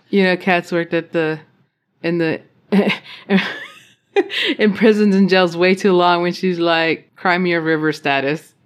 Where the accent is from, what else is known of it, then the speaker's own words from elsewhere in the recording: Roswell, New Mexico, United States; I grew up around Roswell, New Mexico